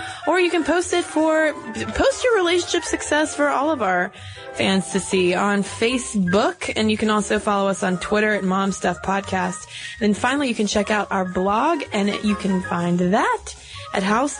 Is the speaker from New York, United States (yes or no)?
no; New Hampshire, United States; We're from New Hampshire.